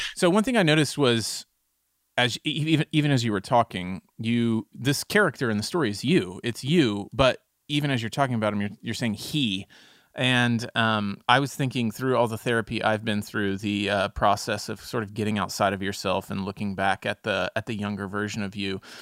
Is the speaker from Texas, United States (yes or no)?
yes; Texas, United States; as a Texan